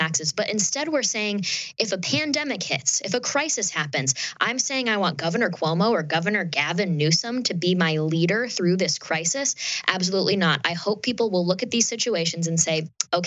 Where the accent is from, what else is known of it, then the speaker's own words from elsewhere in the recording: upstate New York, United States; I'm from New York State, I'm from upstate New York